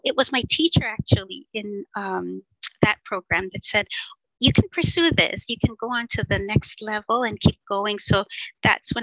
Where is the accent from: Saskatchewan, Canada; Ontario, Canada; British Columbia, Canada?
Ontario, Canada; I'm from Ontario, Canada